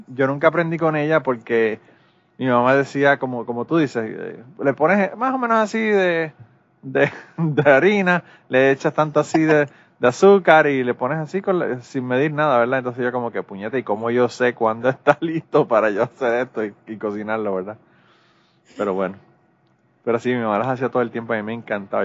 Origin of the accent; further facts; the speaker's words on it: Puerto Rico; Los boricuas podemos nosotros hablar mierda de Puerto Rico